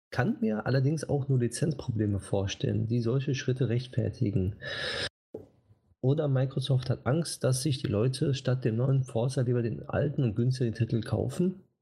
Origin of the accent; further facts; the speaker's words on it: Switzerland; Weiß nicht, ob ich hm, da als Schweizer ja. mitmachen darf.